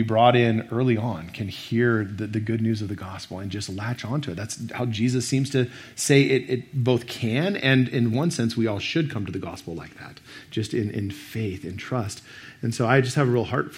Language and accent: English; Boise, Idaho, United States; I grew up here in Boise